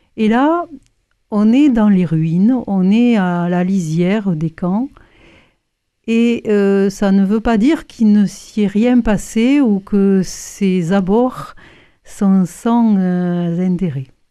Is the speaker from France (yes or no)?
yes; Toulouse, Occitania, France; je suis toulousaine